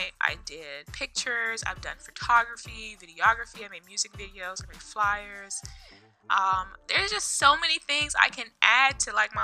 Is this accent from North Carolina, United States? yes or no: yes; North Carolina, United States; moved away as an adult; now in Virginia, United States; I am originally from North Carolina, 252 to be exact